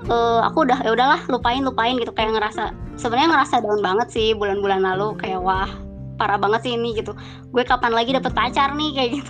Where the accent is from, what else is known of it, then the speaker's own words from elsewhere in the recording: Bandung, West Java, Indonesia; dari Bandung.